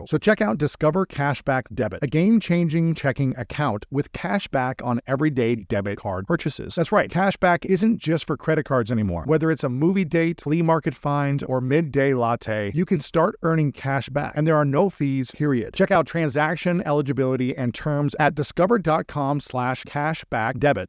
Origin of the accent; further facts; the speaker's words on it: Columbus, Ohio, United States; in my hometown of Columbus, Ohio